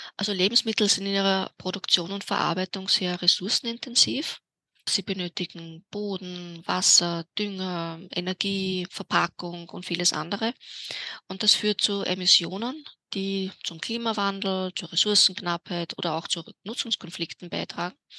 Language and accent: German; Vienna, Austria; in meiner Heimatstadt Wien